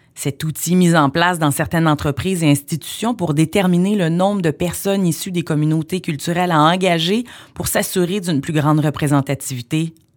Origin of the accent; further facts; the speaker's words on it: Montreal, Quebec, Canada; je suis née à Montréal, métissée d'un père béninois et d'une mère blanche